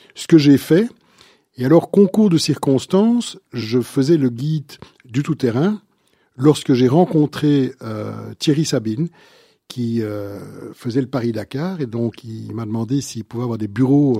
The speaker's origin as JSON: {"language": "French", "town": "Brussels", "region": "Brussels-Capital Region", "country": "Belgium", "said": "je suis bruxellois à la base, donc un, vrai de vrai bruxellois"}